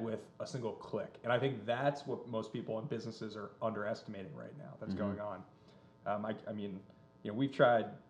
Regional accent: New Jersey, United States; I grew up in Jersey.

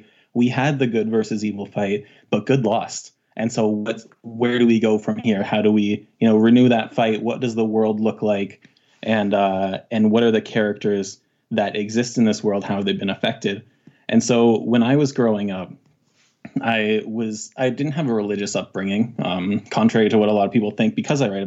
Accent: Canada; I'm from the Great White North in Canada.

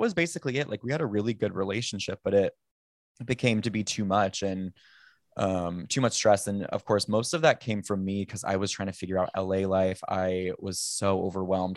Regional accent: Sacramento, California, United States; moved away as an adult; also born or lived in Napa area / San Francisco; now in Los Angeles, United States; I grew up in Sacramento

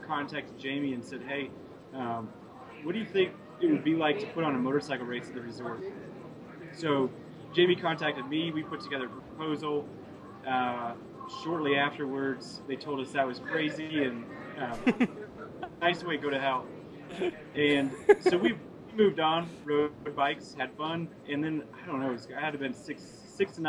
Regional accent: Iowa, United States; moved away as an adult; now in Montana, United States; I'm actually from Iowa. Moved out here after college

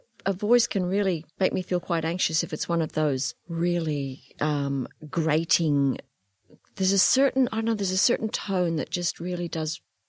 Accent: Northern Ireland, United Kingdom; born there; I mean, you probably hear I have a slight accent. I was born in Northern Ireland, so I have a little bit of an accent.

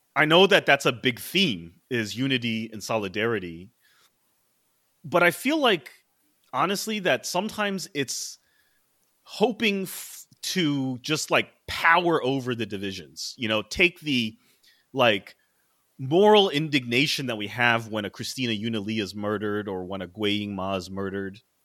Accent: Maryland suburbs of D.C., United States; now in New York City, United States; I grew up in the Maryland suburbs of D C

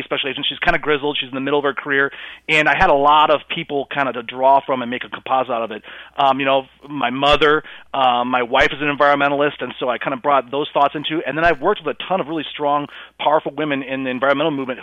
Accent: South Dakota, United States; my home state of South Dakota

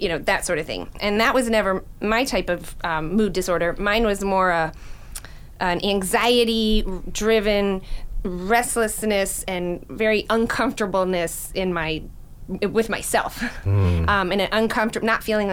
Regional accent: Palm Beach County, Florida, United States; I grew up here in Palm Beach County

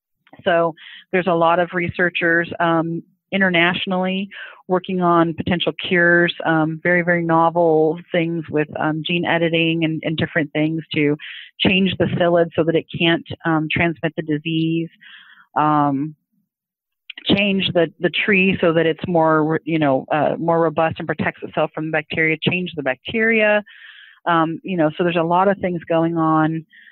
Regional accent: Orange County, California, United States; I'm from Orange County. I grew up there, and everybody pretty much had a citrus tree in their yard.

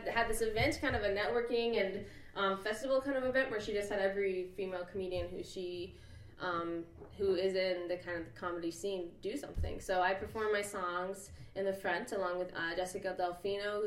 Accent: Boulder, Colorado, United States; moved away as an adult; also born or lived in Boston; I'm from Boulder, Colorado.

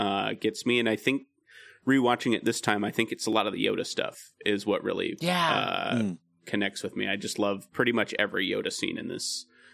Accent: California, United States; I loved watching the snow stuff because I'm from Southern California. As a kid, I never saw snow, really.

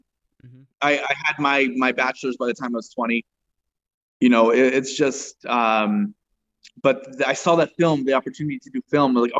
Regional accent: Spokane, Washington, United States; moved away as an adult; also born or lived in Tacoma, Washington; now in Los Angeles, United States; I was born in Tacoma, grew up in Spokane

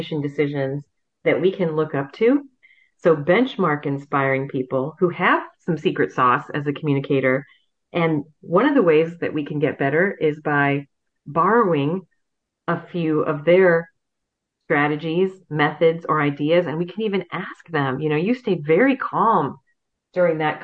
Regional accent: Fort Wayne, Indiana, United States; born or raised there

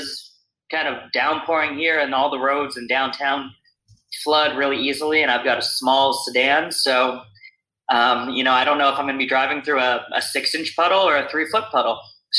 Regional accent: Mountain Lakes, New Jersey, United States; now in Charleston, United States; So I grew up in northern New Jersey, small town called Mountain Lakes. It's like 2 square miles, probably 45 minutes outside of New York City.

